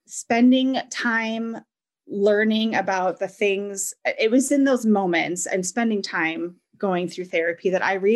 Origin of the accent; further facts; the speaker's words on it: Wisconsin, United States; I was born and raised in Wisconsin.